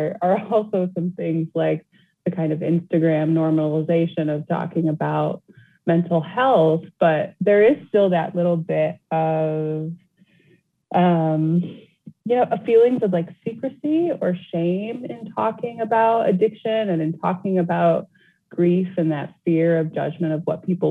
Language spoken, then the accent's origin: English; Flint, Michigan, United States; my hometown